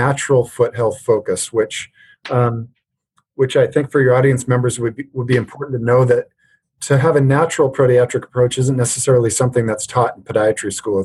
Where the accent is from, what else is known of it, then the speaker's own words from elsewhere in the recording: Alberta, Canada; moved away as an adult; now in United States; I grew up in Alberta, Canada, so we played a lot of hockey